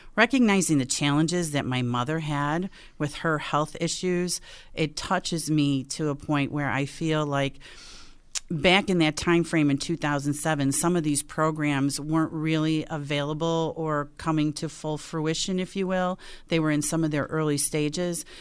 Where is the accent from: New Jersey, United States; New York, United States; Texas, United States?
New York, United States; Buffalo; moved away as an adult; also born or lived in Rochester; I was born and raised in South Buffalo